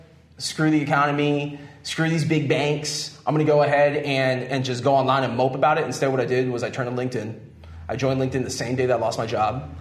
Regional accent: South Florida, United States; I was born in South Florida.

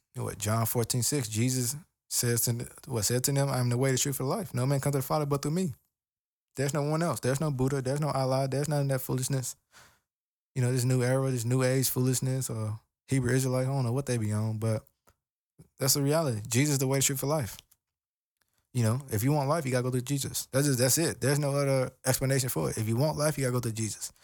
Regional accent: United States; I'm African American.

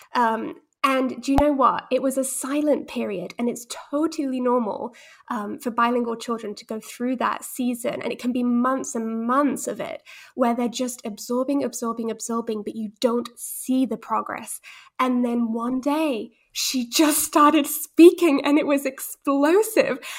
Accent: England, United Kingdom; also born or lived in Netherlands / Spain; I was born in Holland, but I had British parents who were mostly monolingual

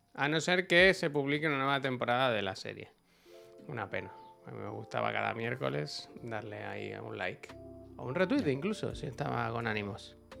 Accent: Badalona, Catalonia, Spain; aquí en Barcelona, o en Badalona al menos, cuando yo era pequeño

